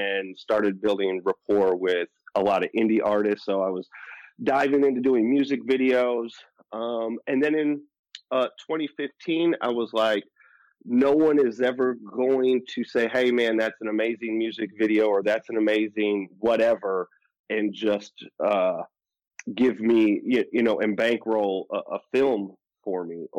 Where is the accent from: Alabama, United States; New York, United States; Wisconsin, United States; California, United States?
Wisconsin, United States; Milwaukee; I'm from Milwaukee, Wisconsin